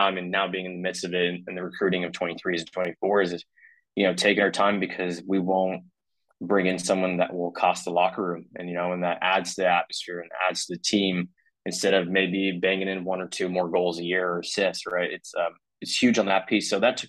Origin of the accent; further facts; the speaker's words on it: Monrovia, California, United States; moved away as an adult; also born or lived in Mexico / Texas / Tennessee; now in Washington, D.C., United States; small town, Monrovia in Los Angeles County.